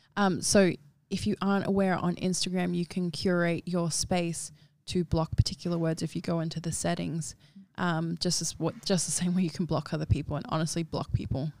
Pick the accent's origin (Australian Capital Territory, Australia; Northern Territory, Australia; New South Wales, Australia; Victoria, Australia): Northern Territory, Australia; Darwin; now in Sydney, Australia; I grew up in Darwin